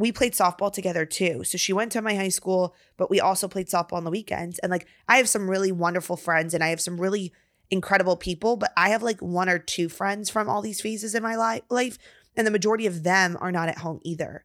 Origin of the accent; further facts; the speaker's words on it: Virginia, United States; moved away as an adult; now in Texas, United States; we're from Virginia